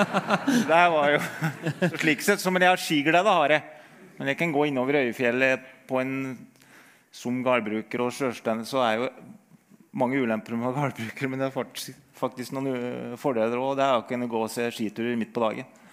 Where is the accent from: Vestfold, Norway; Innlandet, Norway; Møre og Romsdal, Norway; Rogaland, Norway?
Innlandet, Norway; Øyer; jeg har vokst opp med Birken, da. Som når jeg er fra Øyer i Gudbrandsdalen